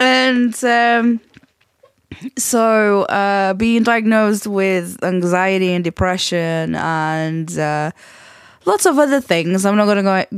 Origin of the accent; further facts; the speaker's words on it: Portugal; accent: Portuguese; English is a second language; come back with still move my Portuguese accent with a twang of, you know, I'd go to Scotland and then I'd come back with sort of like a Yorkshire and Scottish and Portuguese like accent mixed in together.